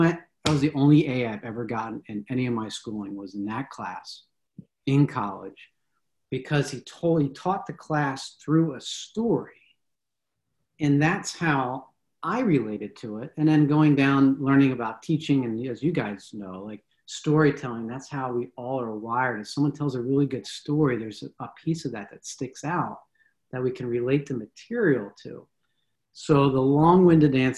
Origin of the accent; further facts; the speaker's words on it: Philadelphia, Pennsylvania, United States; when I got to high school, we're from Philadelphia, and so I went to a high school just outside of Philly